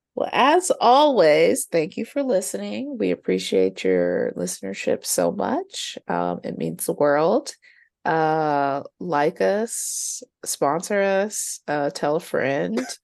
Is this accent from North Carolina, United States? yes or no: yes; North Carolina, United States; my pocket of North Carolina